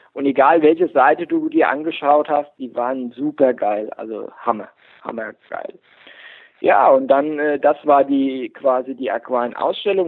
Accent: Heltersberg, Rhineland-Palatinate, Germany; ich komme aus Heltersberg, das ist mitten im Pfälzerwald, bei, in der Nähe von Kaiserslautern

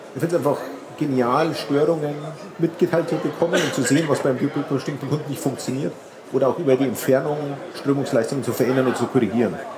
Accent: Munich, Bavaria, Germany; ich komme aus München

